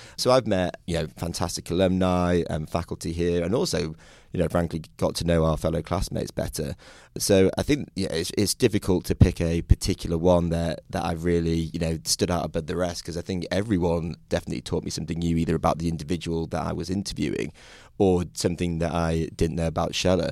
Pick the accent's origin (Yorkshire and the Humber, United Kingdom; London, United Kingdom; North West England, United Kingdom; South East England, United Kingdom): Yorkshire and the Humber, United Kingdom; moved away as an adult; now in Atlanta, United States; I'm from the United Kingdom. I'm originally from Yorkshire